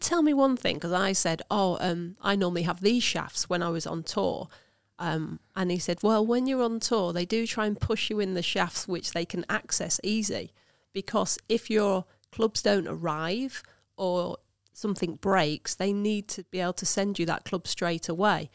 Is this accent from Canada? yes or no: no; Lincolnshire, East Midlands, United Kingdom; I'm from Lincolnshire